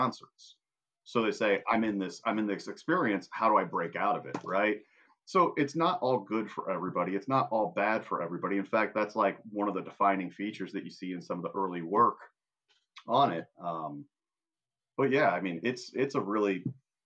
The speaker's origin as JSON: {"language": "English", "region": "Indiana", "country": "United States", "said": "I'm from Indiana"}